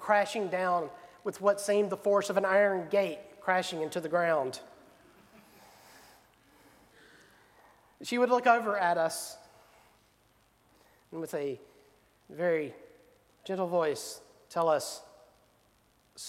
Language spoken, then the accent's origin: English; Selma, Alabama, United States; growing up in Selma